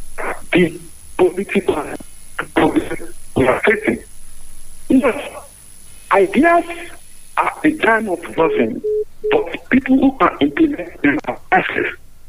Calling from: South Africa; I'm speaking from South Africa.

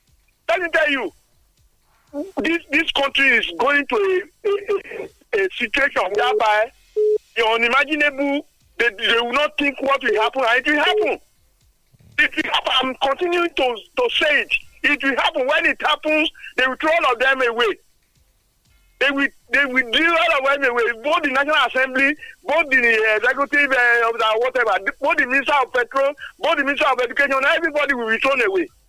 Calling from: Songo, Nigeria; I'm calling from Songo.

